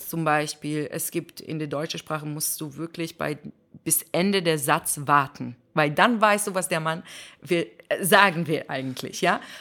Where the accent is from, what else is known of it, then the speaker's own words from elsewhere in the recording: Israel; German is a second language; now in Germany; ich komme aus Israel, wo alle, fast alle jüdisch sind